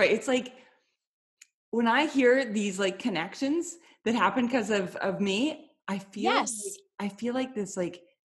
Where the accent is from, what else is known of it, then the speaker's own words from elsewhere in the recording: Canada; I'm Canadian. Sorry. I have no choice. I have to be sorry.